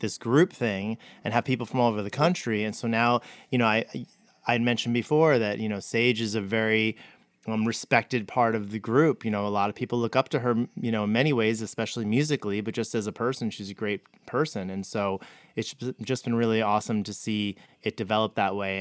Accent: New Jersey, United States; I grew up in Jersey

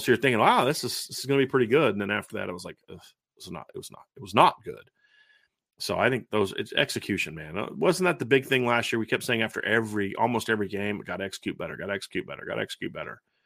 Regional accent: United States; I'm an American

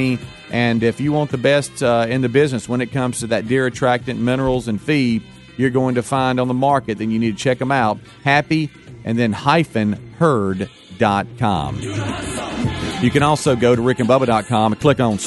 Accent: Pascagoula, Mississippi, United States; I'm from Pascagoula, Mississippi, right there on the line of Alabama and Mississippi in that general area

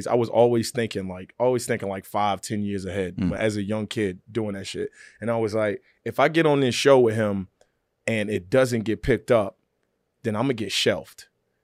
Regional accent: Virginia, United States; I always wanted to be on SNL. I did. I wanted to be up there. I didn't know how to get there. I was from Virginia.

